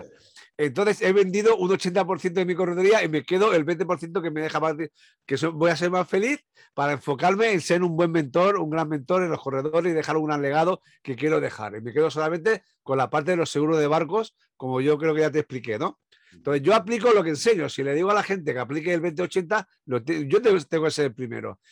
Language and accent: Spanish; Sant Antoni de Portmany, Balearic Islands, Spain; yo soy de Ibiza